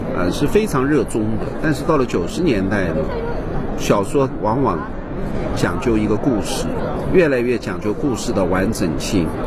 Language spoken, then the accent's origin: Chinese; China; 我们中国人和其他人不同的地方在哪里？我发现就是饭局